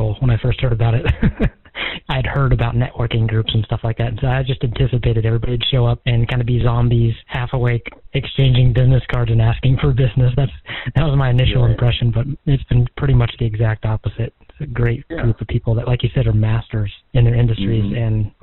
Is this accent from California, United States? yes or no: yes; California, United States; now in Longview, United States; I was from California